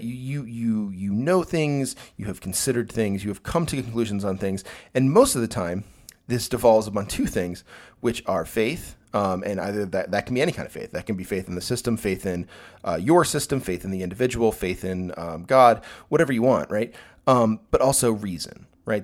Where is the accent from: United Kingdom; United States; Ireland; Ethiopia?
United States; I'm an American, uh, heterosexual, uh, cis-sexual male